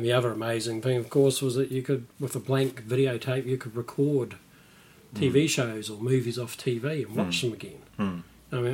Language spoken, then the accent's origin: English; Auckland, New Zealand; also born or lived in Christchurch, New Zealand; now in Wellington, New Zealand; Well, originally I grew up in Auckland, but I wasn't born there. I was born in Christchurch, so I'm a mainlander.